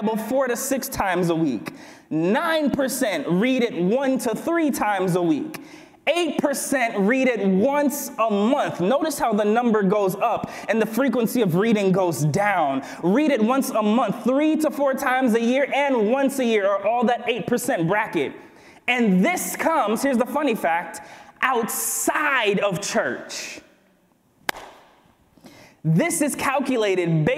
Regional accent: Berrien Springs, Michigan, United States; I grew up here. Let me talk about my hometown.

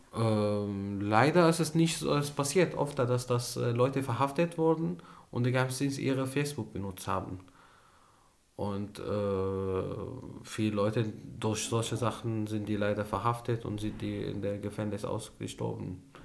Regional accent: Syria; German is a second language; moved away as an adult; now in Germany; wir sind von dieses Menschen geflüchtet und wir hatten Angst vor dieses Menschen und deswegen haben wir unser Land verlassen

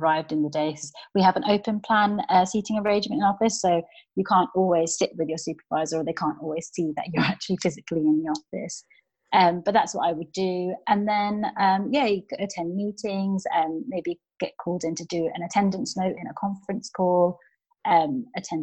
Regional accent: Milton Keynes, South East England, United Kingdom; Originally, I'm from Milton Keynes

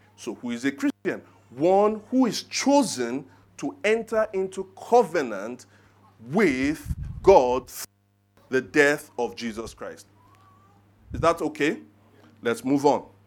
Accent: Nigeria; I'm Nigerian

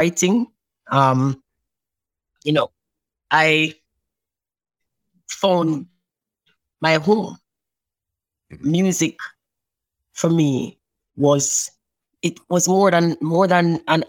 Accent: Richmond, Saint Mary, Jamaica; I grew up in St. Mary, in a little town called Richmond.

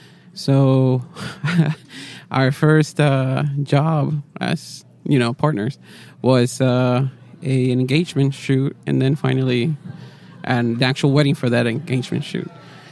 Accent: Florida, United States; also born or lived in Puerto Rico; I was born in Puerto Rico, and then from Puerto Rico, I lived about until I was 2 years old. My dad gets a job in Florida

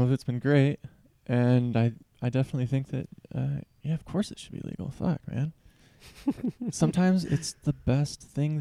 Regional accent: Seattle, Washington, United States; moved away; I'm from Seattle. I'm from the Seattle area

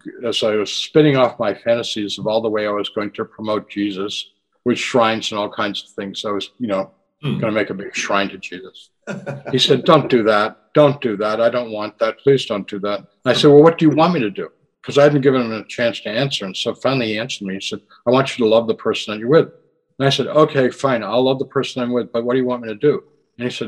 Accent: United States; my generation growing up in the United States in the 50s and 60s

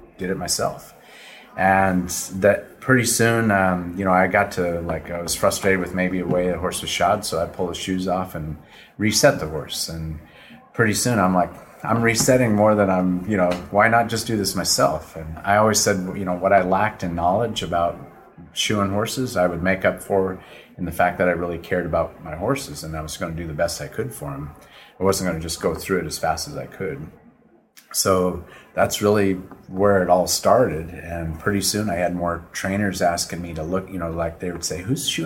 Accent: Minnesota, United States; now in Wellington, United States; I grew up in Minnesota out in the middle of nowhere, and we always had horses and mules

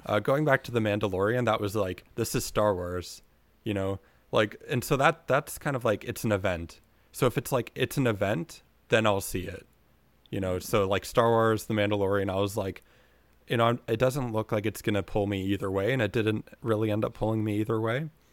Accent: Kingston, Ontario, Canada; also born or lived in Ottawa; I'm from Kingston

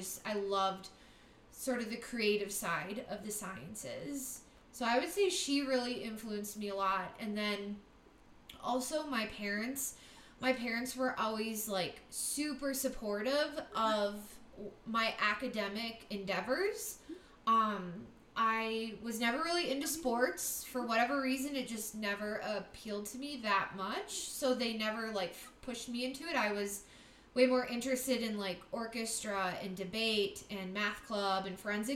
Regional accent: Wisconsin, United States; also born or lived in California; I was originally born in California, and I lived there until I was like first grade. And my parents are from Wisconsin, so they took my sister and I, and we moved back to Wisconsin

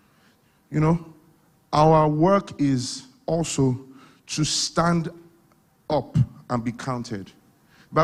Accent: Ibadan, Oyo, Nigeria; moved away; I came from Ibadan.

